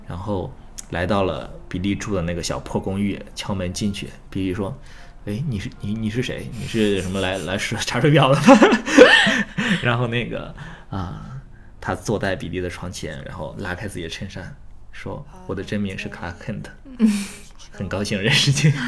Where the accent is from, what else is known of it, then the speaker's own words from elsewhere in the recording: China; 我们中国人